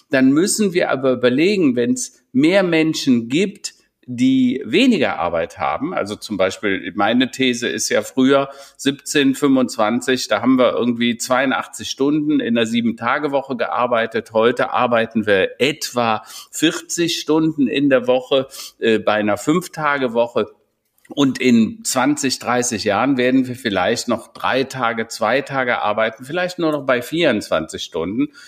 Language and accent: German; Strieven, North Rhine-Westphalia, Germany; now in Hennef, Germany; ich komme ja nicht hier aus Hennef, sondern aus Strieven, so ein äh, 200 Seelendorf tatsächlich, extrem behütet. Irgendwie war jeder war Onkel und Tante und alle kümmerten sich.